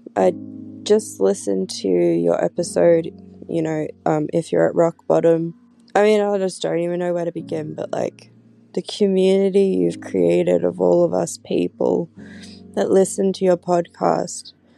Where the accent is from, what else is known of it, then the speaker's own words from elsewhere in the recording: Australia; I'm 34 and I'm from Australia